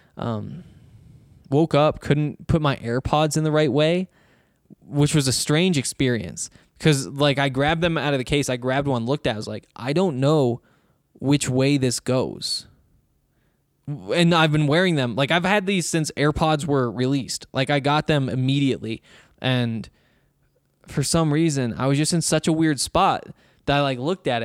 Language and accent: English; Montana, United States; now in Colorado, United States; I'm from Montana